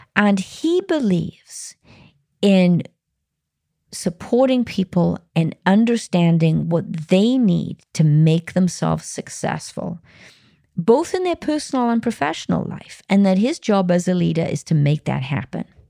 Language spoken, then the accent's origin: English; Wales, United Kingdom; Wales, my home country